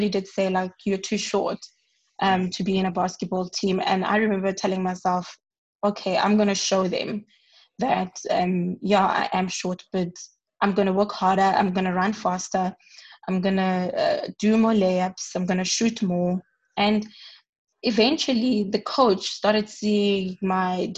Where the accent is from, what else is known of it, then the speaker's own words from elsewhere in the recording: Hammanskraal, Gauteng, South Africa; moved away as an adult; I grew up in Hammanskraal, a township that's just north of Pretoria.